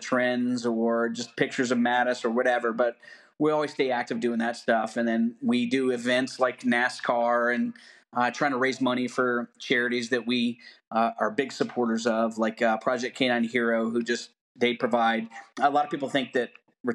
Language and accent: English; the South, United States; I'm from the South